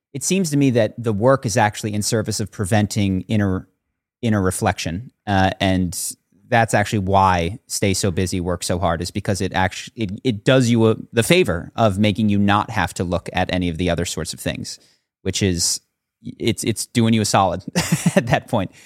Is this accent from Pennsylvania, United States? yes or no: yes; Philadelphia, Pennsylvania, United States; moved away as an adult; also born or lived in Brazil / New York; now in California, United States; I grew up on the East Coast